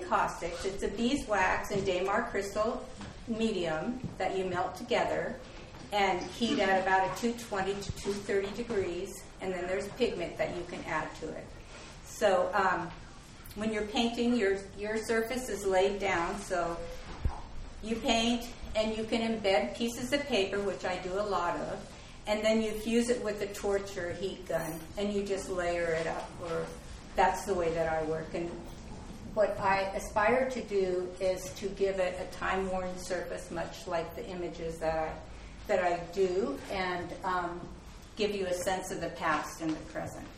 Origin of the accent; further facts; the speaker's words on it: Kodiak, Alaska, United States; I'm from Kodiak, and I've lived there most of my life